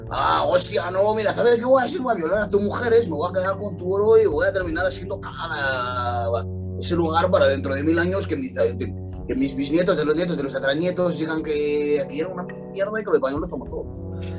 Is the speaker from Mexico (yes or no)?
yes; Mexico; nos identificamos como mexicanos en México